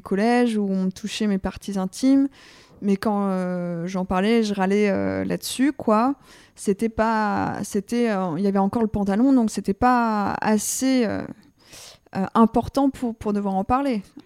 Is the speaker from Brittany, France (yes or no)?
no; Vercors, above Grenoble, Auvergne-Rhône-Alpes, France; moved away as an adult; also born or lived in Lyon; now in Paris, France; je suis originaire euh, du Vercors au-dessus de Grenoble